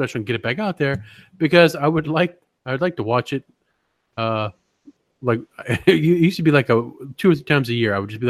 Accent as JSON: {"language": "English", "region": "the South", "country": "United States", "tie": "born or raised there", "said": "It's like, no, guys, it's history. I grew up in the South."}